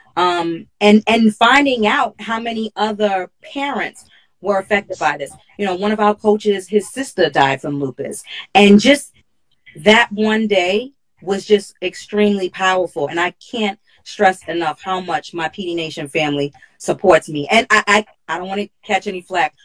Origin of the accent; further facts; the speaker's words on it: New York City, New York, United States; I'm from Hollis, Queens